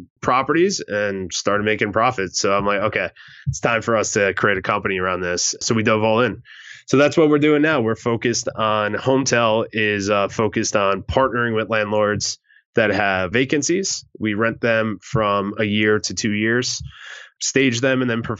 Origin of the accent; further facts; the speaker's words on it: New Jersey, United States; moved away as an adult; I was lucky enough to be mentored by a pretty large investor in my hometown back in New Jersey.